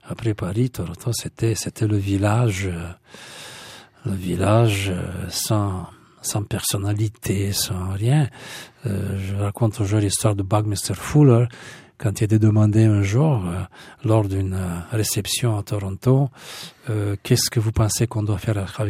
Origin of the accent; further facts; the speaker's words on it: Bucharest, Romania; moved away; Mais quand nous sommes partis de Bucarest, à Roumanie, on avait la... On était décidé on avait quatre choix. Euh, le Canada, les États-Unis, euh, l'Australie et la Nouvelle-Zélande.